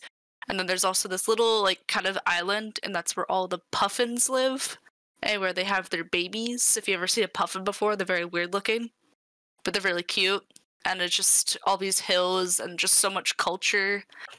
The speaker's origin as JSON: {"language": "English", "country": "United States", "said": "like Americans, like, I'm American."}